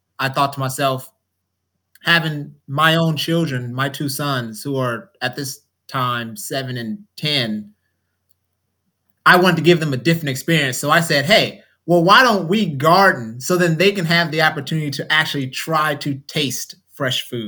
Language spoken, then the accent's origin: English; Oakland, California, United States; now in Georgia, United States; I'm from Oakland, so I had no relationship with land at all as far as growing